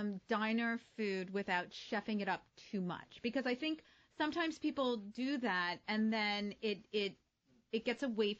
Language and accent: English; New Jersey, United States; growing up in New Jersey, there's a diner on every corner.